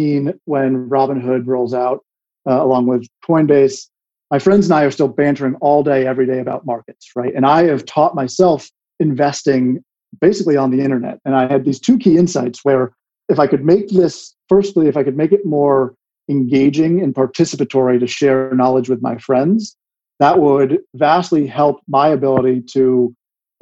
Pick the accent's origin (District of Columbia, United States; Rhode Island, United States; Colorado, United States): District of Columbia, United States; Washington; moved away; also born or lived in Connecticut; I grew up in DC on Capitol Hill, basically right across the street from the Capitol.